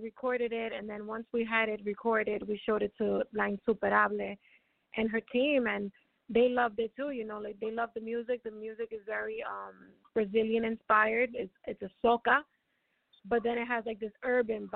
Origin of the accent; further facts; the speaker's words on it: New York City, New York, United States; moved away as an adult; now in Dominican Republic; I grew up in the Bronx